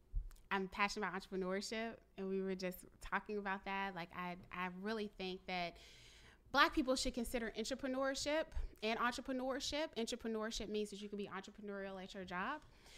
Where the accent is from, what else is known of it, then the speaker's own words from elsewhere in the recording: Richmond, Virginia, United States; One other example, because I'm from Richmond